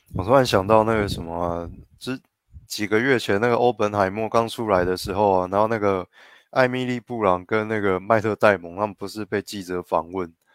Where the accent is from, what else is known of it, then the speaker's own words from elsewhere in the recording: Taiwan; 我台湾人自家的领空